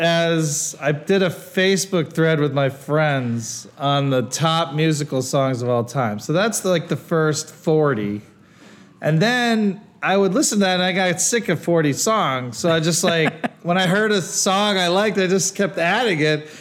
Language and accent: English; Ohio, United States; also born or lived in Wisconsin; when I first moved to Ohio, which is where I went to school from uh, first grade through high school